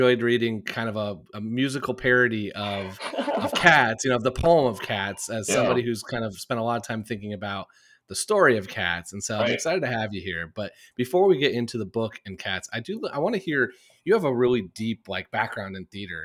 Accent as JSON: {"language": "English", "region": "Indiana", "country": "United States", "said": "I'm from Indiana"}